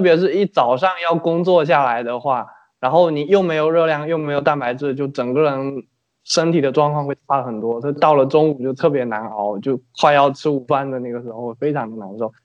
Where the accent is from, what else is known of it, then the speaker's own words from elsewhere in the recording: Fujian, China; 我们福建那边早，就是闽南这边早晨喜欢吃粥嘛，白粥